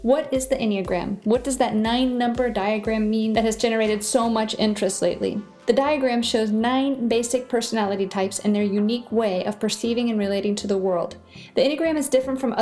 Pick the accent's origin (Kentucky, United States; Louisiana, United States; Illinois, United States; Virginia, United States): Virginia, United States; moved away as an adult; also born or lived in Mexico; I am originally from Virginia